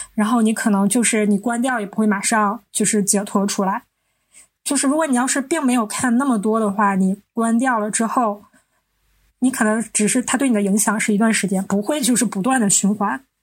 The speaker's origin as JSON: {"language": "Chinese", "region": "Northeast China", "country": "China", "said": "我们是三个来自东北的ladies"}